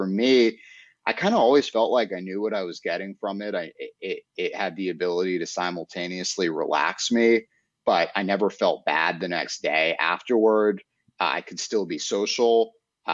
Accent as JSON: {"language": "English", "town": "New York City", "region": "New York", "country": "United States", "tie": "born or raised there", "said": "growing up in Manhattan and in apartment buildings"}